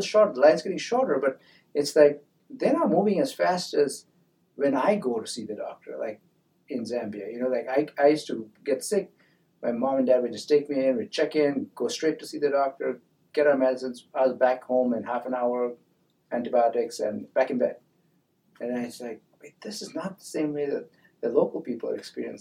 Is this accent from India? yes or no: yes; India; now in United States; being in a Indian school